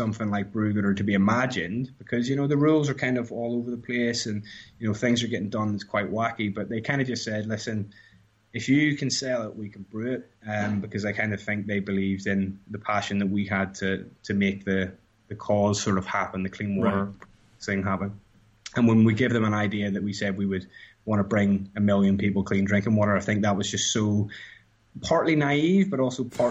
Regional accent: Ireland; moved away; And I moved from Ireland, where craft beer was like effectively, I guess, Guinness.

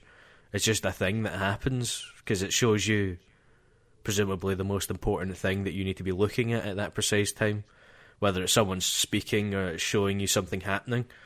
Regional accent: Scotland, United Kingdom

